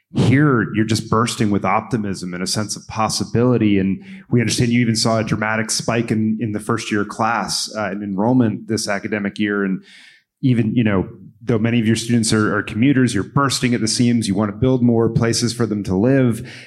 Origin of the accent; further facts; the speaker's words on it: Maryland, United States; in my home state, in Jeff's adopted state, uh, of, of Maryland